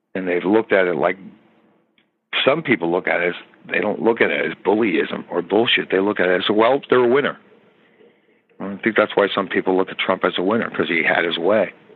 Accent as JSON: {"language": "English", "country": "United States", "said": "I'm an American citizen"}